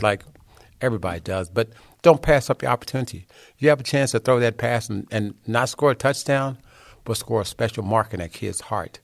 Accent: Hillsboro, Texas, United States; also born or lived in Dallas, Texas; I was born in a little small town called Hillsboro, Texas.

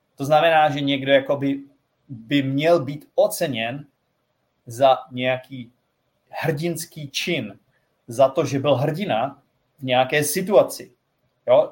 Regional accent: Czechia; jsem Čech

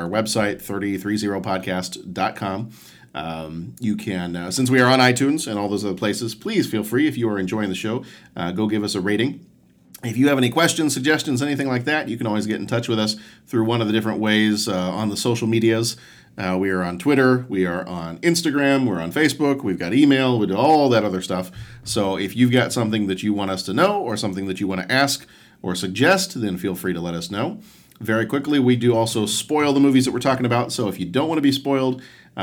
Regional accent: Chicago, Illinois, United States; we're from Chicago

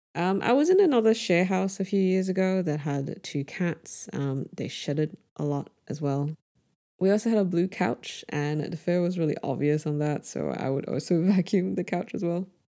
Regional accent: Brunei; born or raised there

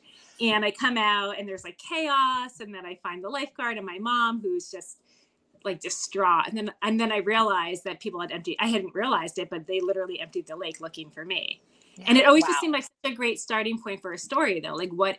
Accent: New Jersey, United States; it's a 5,000 person town, and it in New Jersey, and it is a fictionalized version and anagram of my hometown.

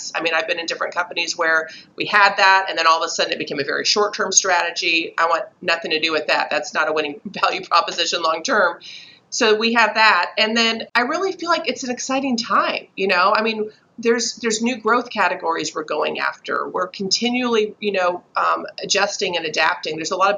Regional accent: Texas, United States; accent: Southern; also born or lived in Chicago / New Jersey; Then I went to Texas and I was in Austin and Houston both. Then we had a quick little stint in New Jersey, which coming in as a Texan with a full out Southern accent was a little challenging

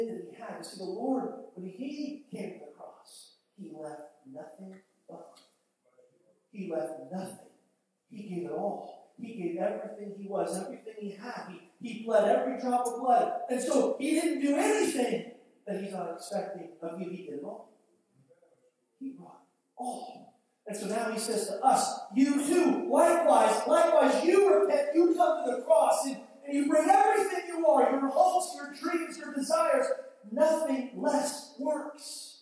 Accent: United States; I'm American and a Christian

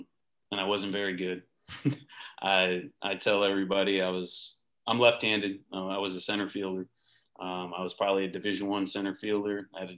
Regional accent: Connecticut, United States; Then I went to Southington High School, which is a town right next to mine.

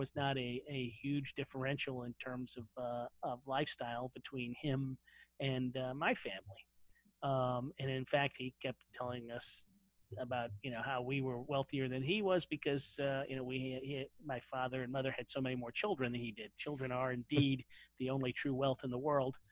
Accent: St. Louis, Missouri, United States; I grew up outside of St. Louis, Missouri. In Missouri, born and bred.

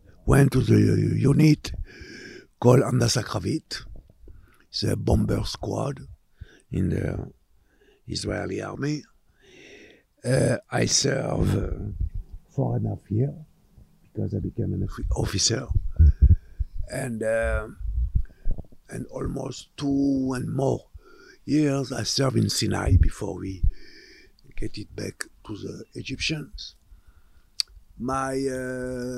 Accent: Montpellier, Occitania, France; moved away; also born or lived in Sousse, Tunisia; we moved to France in a town called Montpellier. It's in the south, it's between Nice and Marseille. And I was there till 1971

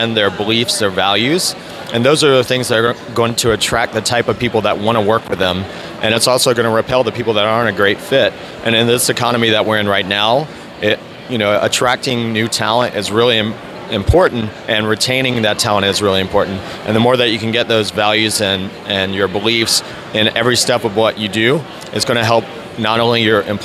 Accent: North Carolina, United States; moved away as an adult; also born or lived in Atlanta; now in Jacksonville, United States; I grew up in North Carolina, went to school at NC State, and worked there for a couple years

